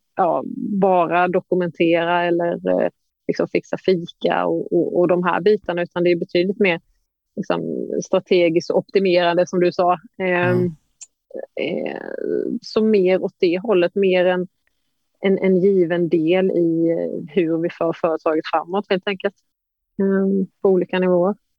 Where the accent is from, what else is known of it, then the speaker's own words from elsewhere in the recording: Emmaboda, Kalmar County, Sweden; från Emmaboda, ja. lokalt småländskt eh, knegarsamhälle.